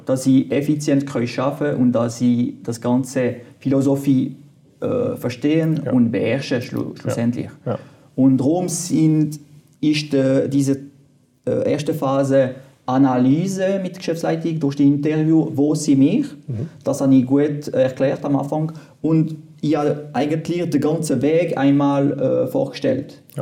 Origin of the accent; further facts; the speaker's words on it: French-speaking part, Fribourg, Switzerland; first language French; German is a second language; Ich bin Kanton Fribourg gewachsen, auf französisch, französischer Teil. Ich musste äh, Deutsch lernen, man hört das auch.